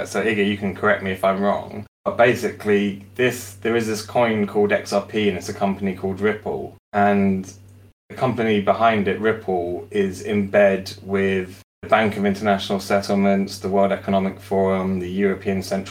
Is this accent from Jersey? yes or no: yes; Jersey; I'm from Jersey.